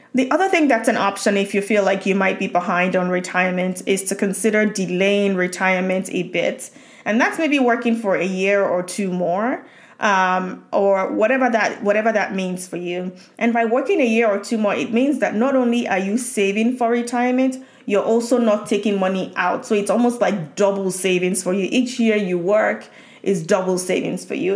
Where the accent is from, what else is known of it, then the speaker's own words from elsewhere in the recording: Nigeria; moved away; growing up in Nigeria